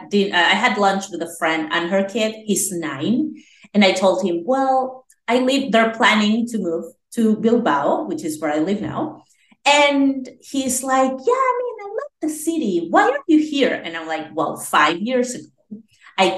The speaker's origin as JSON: {"language": "English", "country": "Venezuela", "tie": "born or raised there", "said": "I'm from Venezuela. Yes, I was born there."}